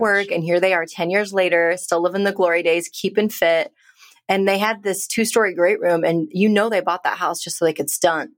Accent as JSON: {"language": "English", "country": "India", "moved": "yes", "lives_now": "United States", "said": "I'm a immigrant Indian woman living in America"}